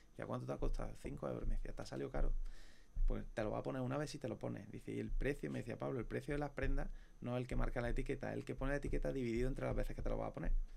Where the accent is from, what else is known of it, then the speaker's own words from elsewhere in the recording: Córdoba, Andalusia, Spain; nosotros unos cordobeses